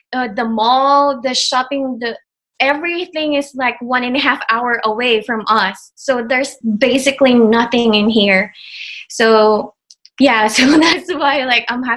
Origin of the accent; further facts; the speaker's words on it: Philippines; first language Tagalog; English is a second language; moved away as an adult; also born or lived in Guam; I grew up in the Philippines, and then after I graduated college